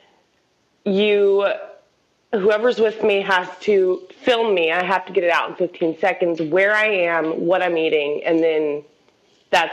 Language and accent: English; Columbus, Indiana, United States; moved away; also born or lived in New York; I am from Columbus, Indiana